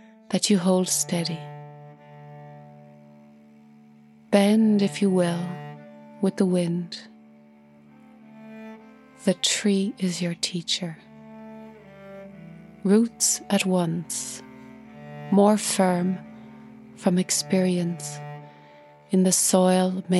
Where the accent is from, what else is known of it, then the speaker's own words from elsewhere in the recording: Ireland; I'm an Irish cellist and composer